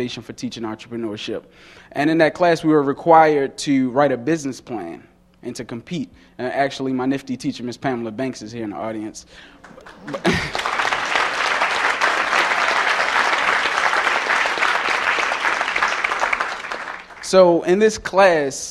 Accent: Baltimore, Maryland, United States; I grew up in the heart of Baltimore City, Greenmount Avenue, on a little street called Brentwood off of 24th.

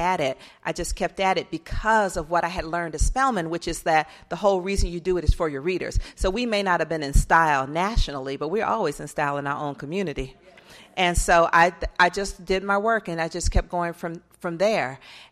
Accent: Atlanta, Georgia, United States; And that's when I wrote my first book about growing up in Atlanta during the child murders.

